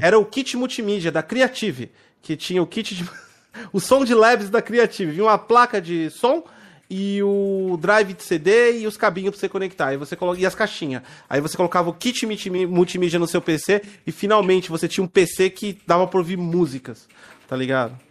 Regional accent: Santo André, São Paulo, Brazil; Eu sou da região do ABC, São Paulo, né? É, tipo, eu sou de Santo André.

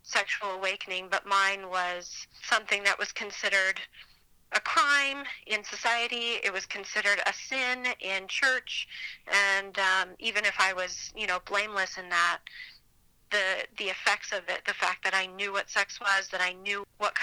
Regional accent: Provo, Utah, United States; I grew up in Utah County, so schools and churches were filled with very similar types of people

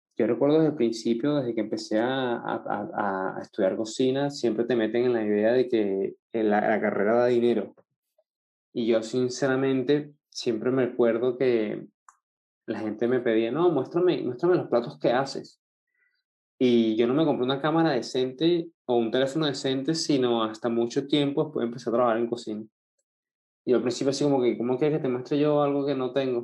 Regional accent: Venezuela; nosotros somos dos venezolanos hablando mierda de la ciudad donde crecimos

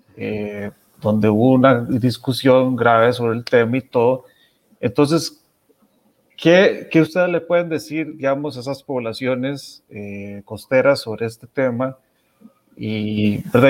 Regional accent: Costa Rica; como costarricenses

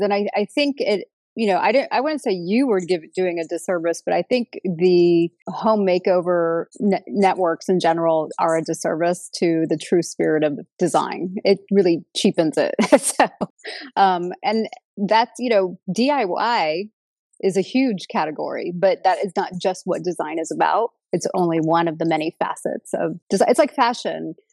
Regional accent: Los Angeles, California, United States; also born or lived in Long Beach; both Ron and I are natives to Los Angeles. I was originally born in Long Beach

